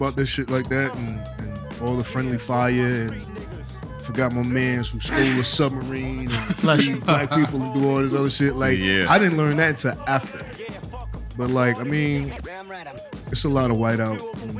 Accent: Virginia, United States; right outside of my hometown, Alex and, like, Appomattox, that's where they signed everything.

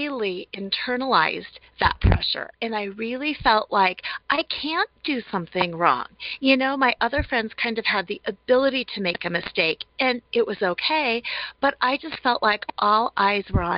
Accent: Colorado, United States; I was born and raised in Colorado. Colorado native, love it here

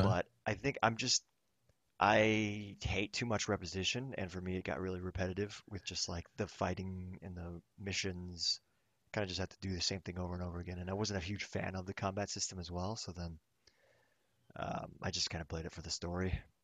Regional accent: Thailand; now in Los Angeles, United States; I grew, I grew up in Thailand

